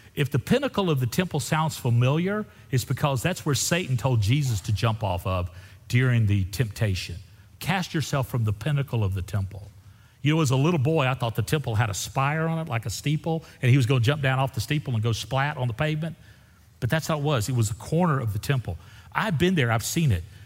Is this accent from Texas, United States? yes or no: yes; Central Texas, United States; I'm from Central Texas